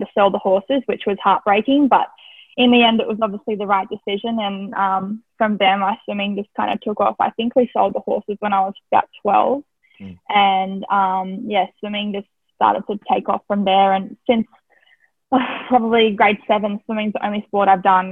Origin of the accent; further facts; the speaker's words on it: Tasmania, Australia; growing up in Tassie was, um, I loved it. I had a great childhood